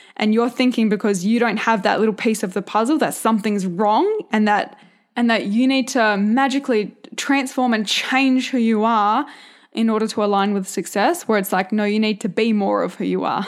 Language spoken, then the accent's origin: English; a couple of hours south of Perth, Western Australia, Australia; accent: country; I grew up on a farm